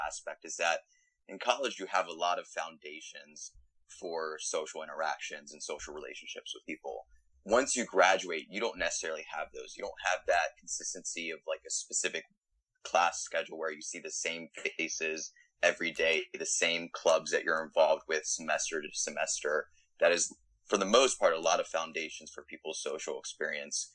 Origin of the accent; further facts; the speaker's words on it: Frederick, Maryland, United States; moved away as an adult; now in Austin, United States; I was born and raised in Maryland, and I went to the University of Maryland.